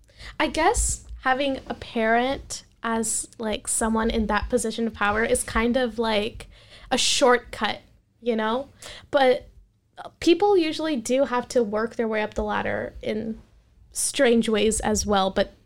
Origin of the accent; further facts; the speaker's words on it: India; So I am Indian. I watch Indian movies.